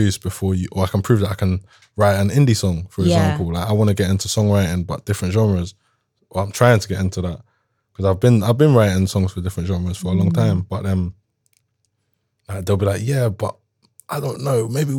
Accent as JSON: {"language": "English", "country": "Jamaica", "said": "I'm not an Afrobeats artist. I'm Jamaican. I'll make dancehall if anything."}